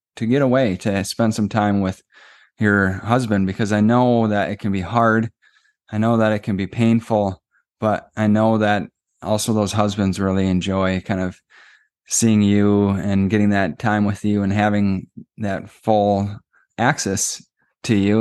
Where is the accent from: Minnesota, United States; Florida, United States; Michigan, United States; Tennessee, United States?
Minnesota, United States; we're from Minnesota